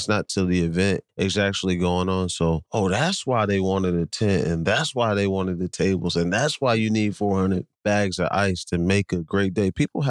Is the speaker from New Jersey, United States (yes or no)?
yes; Monmouth County, Tinton Falls, New Jersey, United States; moved away; also born or lived in Red Bank, New Jersey; we are from Monmouth County, from Tin Falls, lived in Red Bank